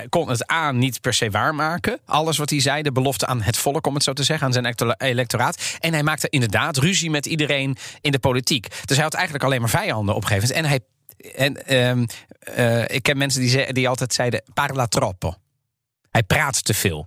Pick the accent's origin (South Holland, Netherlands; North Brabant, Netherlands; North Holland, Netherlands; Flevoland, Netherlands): South Holland, Netherlands; The Hague; in mijn jeugd, opgegroeid in Den Haag, zoon van Italiaanse ouders